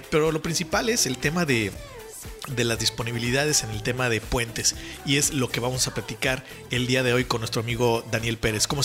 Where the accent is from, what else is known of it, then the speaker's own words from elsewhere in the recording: Mexico; como buenos mexicanos